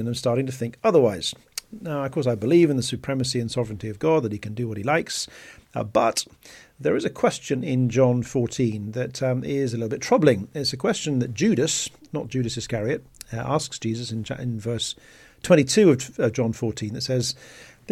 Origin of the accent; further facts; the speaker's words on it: Bristol, South West England, United Kingdom; I come from Bristol